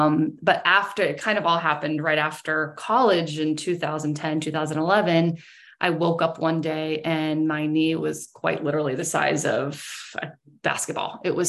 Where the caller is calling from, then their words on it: Maynard, Massachusetts, United States; I'm calling from Maynard, which is like about 30 minutes west of Boston. So in Massachusetts.